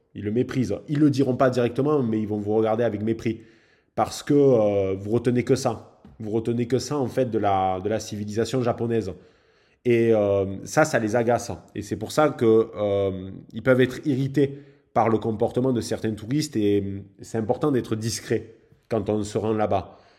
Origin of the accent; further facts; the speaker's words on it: France; en tant que Français